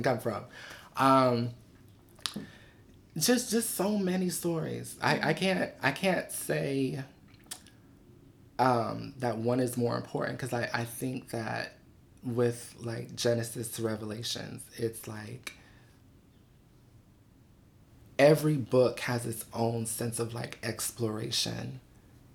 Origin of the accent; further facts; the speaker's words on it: Buffalo, New York, United States; also born or lived in Los Angeles; now in New York City, United States; So I'm originally from Buffalo.